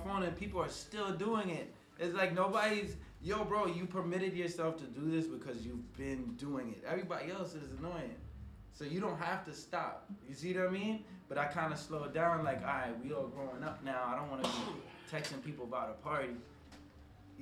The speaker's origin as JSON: {"language": "English", "town": "New York City", "region": "New York", "country": "United States", "tie": "born or raised there", "said": "when I was growing up on 238th Street, it was more so people from 238th Street"}